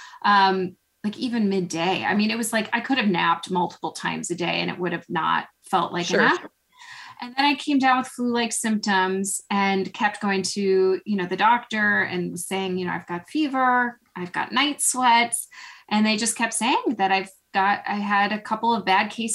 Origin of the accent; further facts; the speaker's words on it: Chicago, Illinois, United States; moved away as an adult; now in Bryn Mawr, United States; I'm originally from Chicago